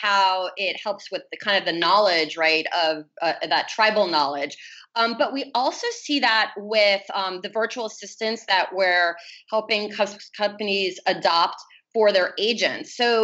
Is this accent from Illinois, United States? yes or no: no; Miami, Florida, United States; my hometown in Miami